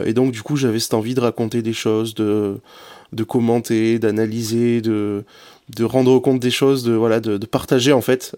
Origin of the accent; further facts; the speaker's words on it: the South-West, south-west France, France; moved away as an adult; also born or lived in Lille; à 1000 km de chez moi, parce que je viens du Sud-Ouest